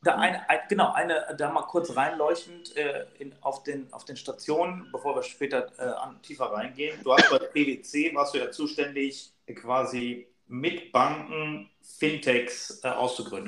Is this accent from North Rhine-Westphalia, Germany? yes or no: yes; Solingen, North Rhine-Westphalia, Germany; ich bin ja aufgewachsen in Solingen